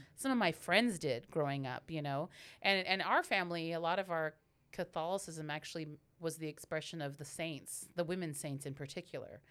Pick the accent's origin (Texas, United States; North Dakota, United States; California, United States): California, United States; Hayward; I'm born and raised in Hayward, super Bay girl